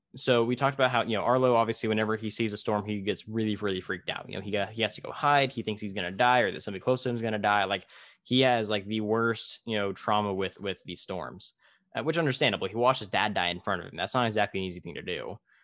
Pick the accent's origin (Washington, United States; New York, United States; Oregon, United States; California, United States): California, United States; Tulare; in my hometown of Tulare